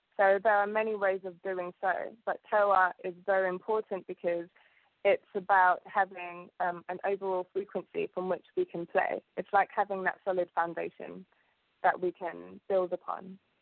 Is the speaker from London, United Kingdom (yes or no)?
yes; London, United Kingdom; English is a second language; also born or lived in Uganda / Southall; I came here when I was about three years old, and um, I've grown up in London ever since